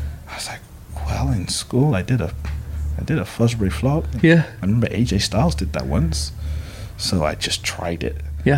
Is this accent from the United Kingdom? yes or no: yes; London, United Kingdom; I was growing up in Old Street, it's like a bus away from Bethnal Green.